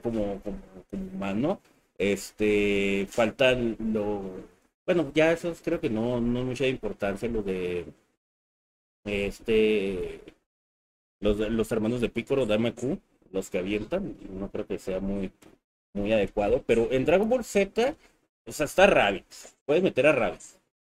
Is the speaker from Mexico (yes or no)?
yes; Mexico; nosotros somos de México